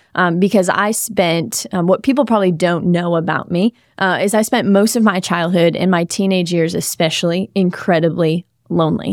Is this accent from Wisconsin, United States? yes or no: yes; Wisconsin, United States; also born or lived in Southern California; now in South Florida, United States; I grew up in Wisconsin. I lived for four years in Southern California. Now I'm here in South Florida